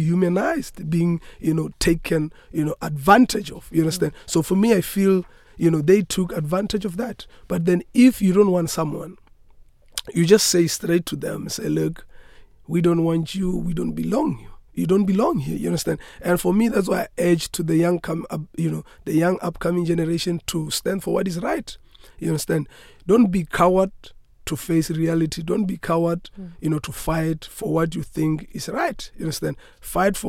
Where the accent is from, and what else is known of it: South Africa